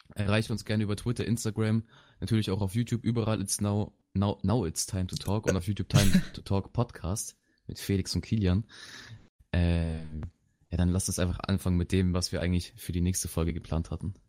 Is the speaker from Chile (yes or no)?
yes; Chile; also born or lived in Bavaria; now in Germany; ich komme aus Südamerika, wenn man das so sagen möchte. aus Chile